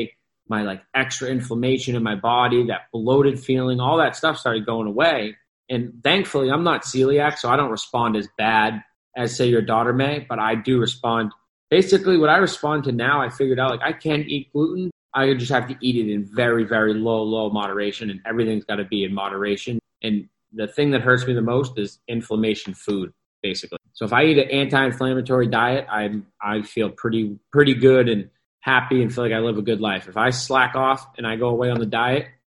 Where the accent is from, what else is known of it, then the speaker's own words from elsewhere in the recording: New England, United States; I grew up in New England